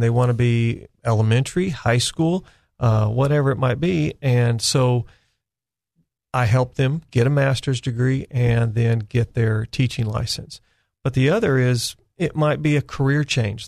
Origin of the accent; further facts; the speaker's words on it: California, United States; moved away as an adult; now in Arkansas, United States; I was born and raised in California